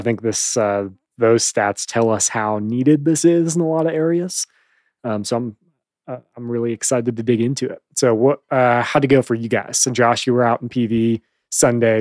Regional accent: Chicago, Illinois, United States; moved away; I'm from Chicago.

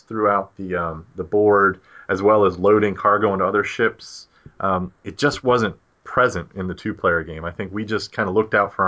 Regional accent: Baltimore, Maryland, United States; accent: Baltimore; My Baltimore accent

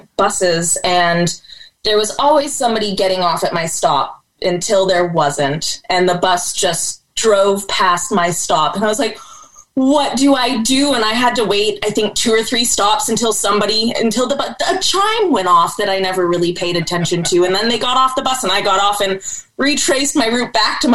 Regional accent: Arcata, California, United States; moved away as an adult; also born or lived in Germany / Astoria, Oregon; now in Portland, United States; I grew up in Arcata, California

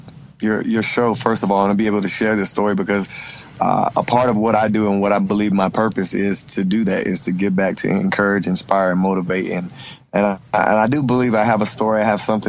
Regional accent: Hickory, North Carolina, United States; I grew up in Hickory, North Carolina, and I'm from a blended family of 12 children

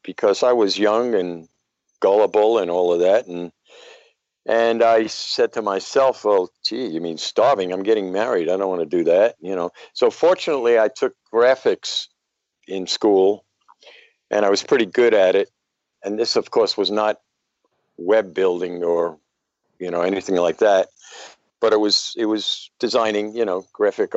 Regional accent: New York City, New York, United States; now in Clearwater, United States; I grew up in Brooklyn, New York, in a area called Bed-Stuy, as short for Bedford-Stuyvesant.

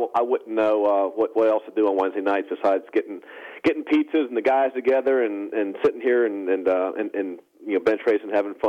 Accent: New Jersey, United States; growing up in New Jersey

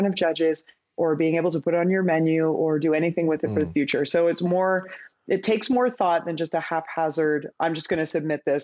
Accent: Vancouver, British Columbia, Canada; I'm from Vancouver, and so that's like little Australia.

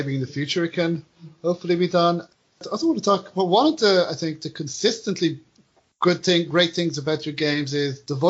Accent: Ireland; accent: Irish; As an Irish person, you have go to movies and have other people, try to give Irish accents.

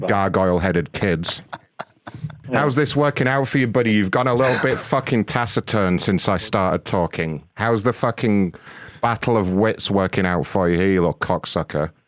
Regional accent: United Kingdom; being British

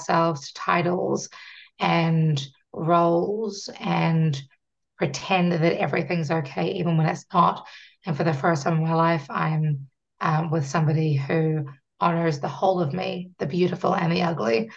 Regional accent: New Zealand; I'm from New Zealand and we are a British colony

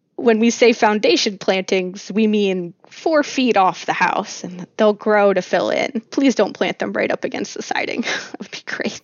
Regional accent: New Jersey, United States; I grew up in South Jersey, and I grew up hanging out in the pine barrens

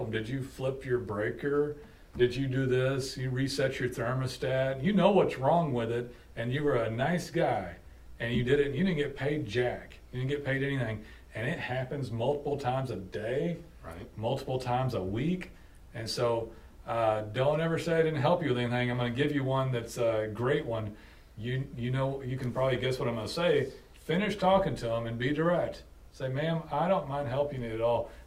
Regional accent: Muskogee, Oklahoma, United States; I'm in, uh, you know, I'm in, uh, I'm …

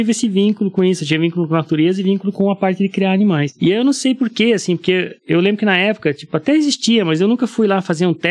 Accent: Antonina, Paraná, Brazil; also born or lived in Curitiba; Eu sou de uma cidade do litoral, 80 e poucos quilômetros de Curitiba. Na, tá no litoral do Paraná, chama Antonina. É uma cidadezinha pequena, uns 14 mil habitantes aí. Eu me criei lá, né?

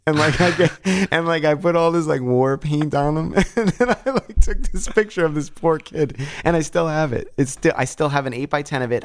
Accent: Yonkers, New York, United States; I grew up in Bronxville, or fake Bronxville, it was Yonkers, but Bronxville P

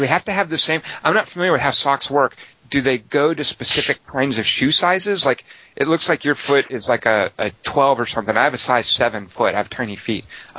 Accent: Los Angeles, California, United States; because I'm here from Los Angeles, you know, and we don't have a lot of cold weather.

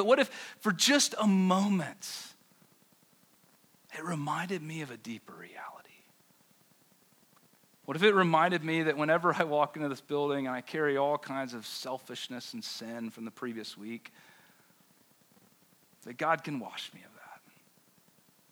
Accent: the South, United States; now in Denver, United States; I grew up Baptist in the South

